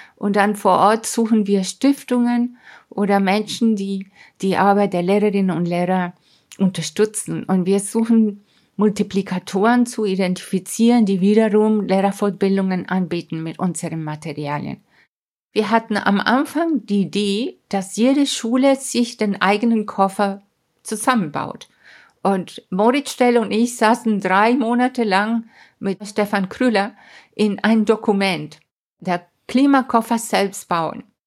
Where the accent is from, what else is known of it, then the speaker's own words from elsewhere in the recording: Mérida, Venezuela; German is a second language; moved away as an adult; also born or lived in Hamburg, Germany / Caracas, Venezuela / England; now in Munich, Germany; damals in der 11. Klasse in den Anden in Mérida, das ist meine Heimatstadt